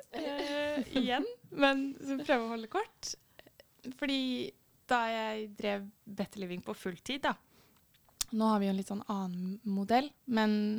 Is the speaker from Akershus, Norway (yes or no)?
no; Fredrikstad, Østfold, Norway; jeg kommer jo fra Fredrikstad, som dere kanskje hører